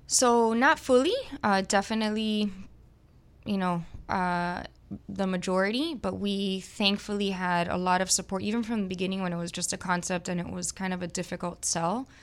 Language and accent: English; Miami, Florida, United States; also born or lived in Gainesville, Florida / Barcelona; I was born and raised here in Miami, so I'm one of the few Miamians